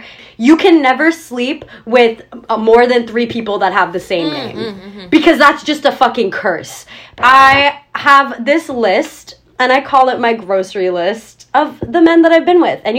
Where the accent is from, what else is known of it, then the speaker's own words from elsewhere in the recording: United States; I'm American.